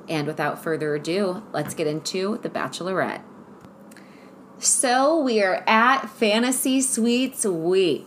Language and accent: English; Cleveland, Ohio, United States; I'm from Ohio, shout out Cleveland